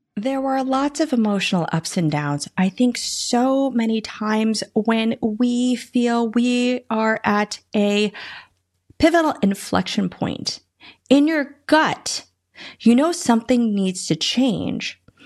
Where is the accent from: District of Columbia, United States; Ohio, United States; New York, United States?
District of Columbia, United States; Washington; also born or lived in Iowa, United States / Boston, Massachusetts, United States; Was born in Iowa, but then lived in Boston, Massachusetts till I was nine, and then I grew up in the D C metro area